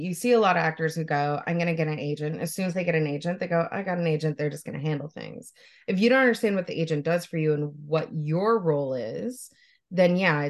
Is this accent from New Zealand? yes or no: no; Canada; I'm Canadian, I live in Ontario.